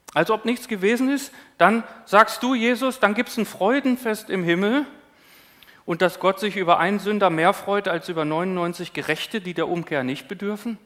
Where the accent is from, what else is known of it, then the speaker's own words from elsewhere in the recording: Northern Germany, Germany; als Norddeutscher